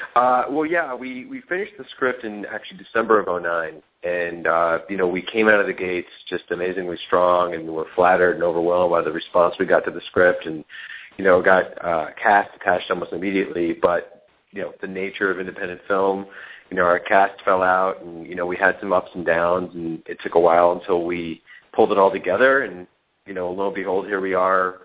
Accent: New York, United States; now in Los Angeles, United States; we live in L.A. I'm from New York

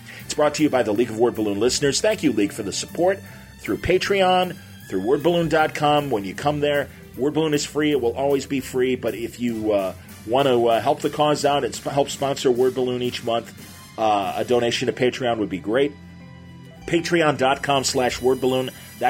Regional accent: Chicago, Illinois, United States; Chicago, my hometown.

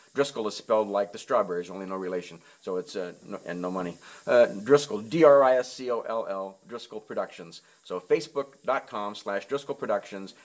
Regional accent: Nebraska, United States; I grew up in Nebraska

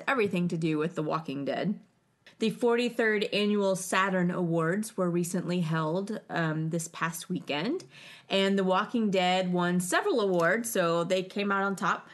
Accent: North Carolina, United States; we're all from North Carolina

